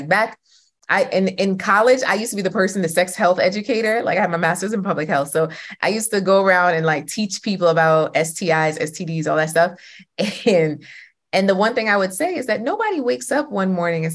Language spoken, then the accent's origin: English; Jamaica; I'm Jamaican, okay? All the women in my family are single